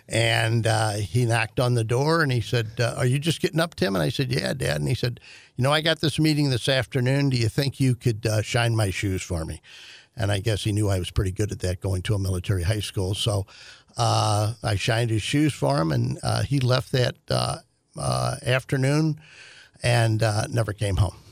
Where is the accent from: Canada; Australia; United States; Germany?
United States; St. Louis, Missouri; I was born in Saint Louis Maternity Hospital.